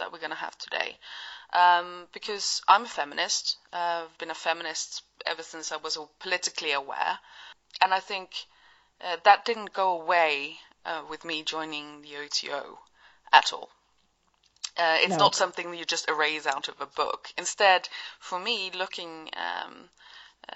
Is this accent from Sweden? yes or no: yes; Sweden; I'm from Sweden, and here in Sweden